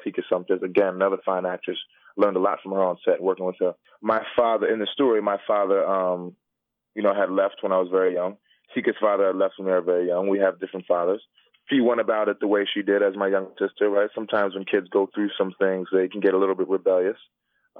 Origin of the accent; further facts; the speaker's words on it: Philadelphia, Pennsylvania, United States; I grew up in Philly